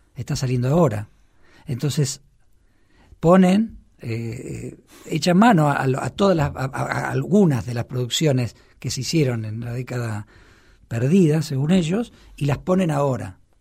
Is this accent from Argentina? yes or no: yes; Argentina; now in Buenos Aires, Argentina; Yo soy un actor argentino de 49 años